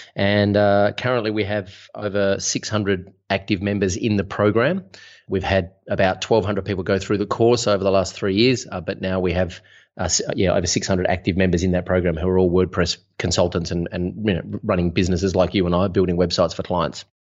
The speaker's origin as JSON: {"language": "English", "town": "Melbourne", "region": "Victoria", "country": "Australia", "said": "I'm from Melbourne, Australia"}